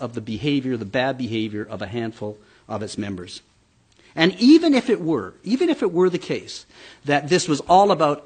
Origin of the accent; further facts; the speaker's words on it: Alberta, Canada; I'm from Alberta